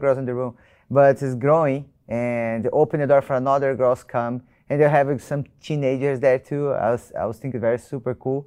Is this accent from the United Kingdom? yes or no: no; Brazil; I'm from Brazil.